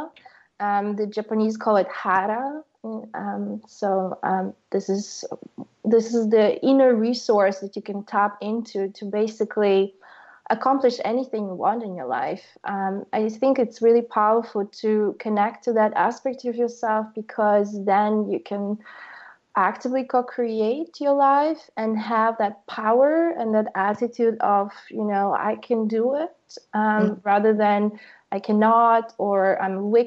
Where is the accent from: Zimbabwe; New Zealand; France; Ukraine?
Ukraine; now in Berlin, Germany; growing up in Ukraine